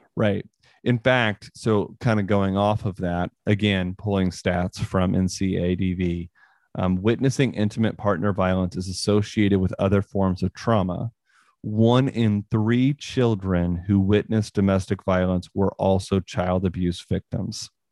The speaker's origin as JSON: {"language": "English", "region": "Northwest Missouri", "country": "United States", "tie": "born or raised there", "said": "I grew up in Northwest Missouri"}